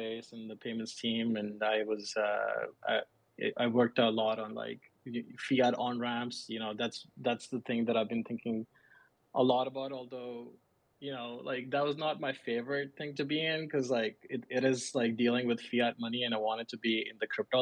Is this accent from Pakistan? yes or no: yes; Pakistan; moved away as an adult; now in United States; I'm originally from Pakistan, and I grew up there, but moved to US like 6 years ago